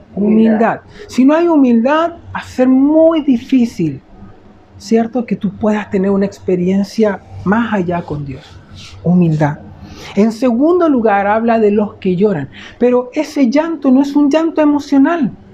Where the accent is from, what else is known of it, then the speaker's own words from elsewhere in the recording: Chile; cómo somos los chilenos